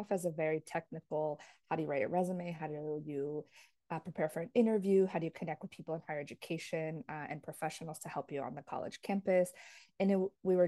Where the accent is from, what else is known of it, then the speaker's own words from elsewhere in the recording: New Jersey, United States; also born or lived in Paraguay (ancestry) / New York City; now in Florida, United States; I grew up in New Jersey, Jersey girl forever.